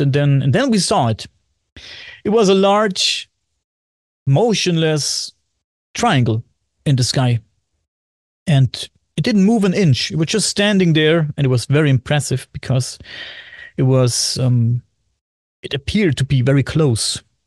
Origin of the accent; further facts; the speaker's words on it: Bavaria, Germany; English is a second language; I am from Germany, Bavaria, Germany